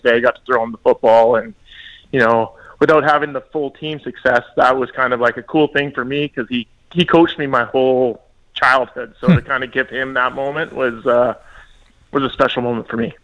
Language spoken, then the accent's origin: English; British Columbia, Canada; moved away; in BC, which is my hometown